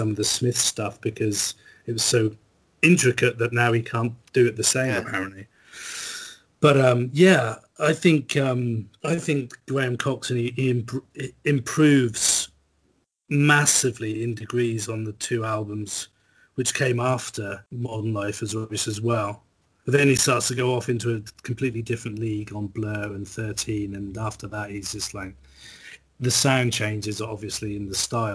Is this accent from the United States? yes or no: no; Norwich, East of England, United Kingdom; my hometown